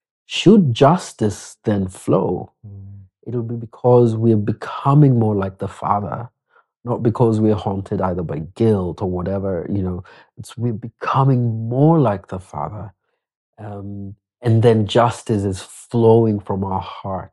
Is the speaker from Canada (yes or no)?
no; Kenya; also born or lived in Nakuru; I'm just a Kenyan who says Asante every moment